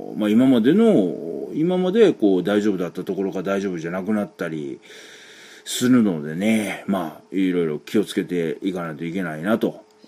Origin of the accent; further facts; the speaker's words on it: Kansai, Japan; now in Tokyo, Japan; 僕、まあね、関西出身、東京済み